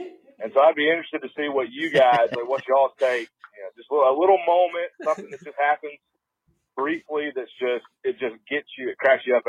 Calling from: Trussville, Alabama, United States; I'm calling from Trussville, Alabama. It's right outside of Birmingham.

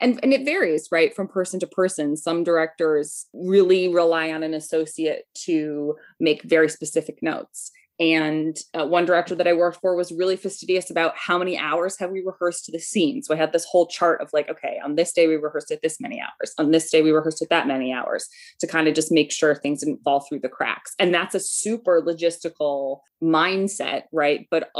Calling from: Washington, Connecticut, United States; I'm calling from Washington, Connecticut, in Litchfield County.

